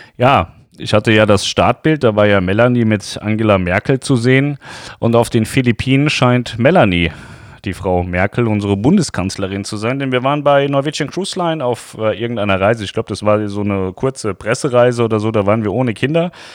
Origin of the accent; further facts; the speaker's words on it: Lower Saxony, Germany; für uns Niedersachsen